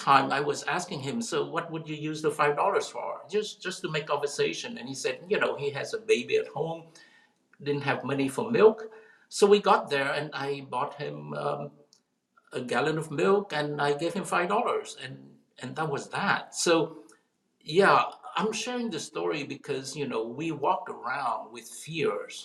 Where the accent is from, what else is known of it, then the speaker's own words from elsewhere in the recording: South Vietnam, Vietnam; now in United States; I come from, you know, I was born in South Vietnam, a country at war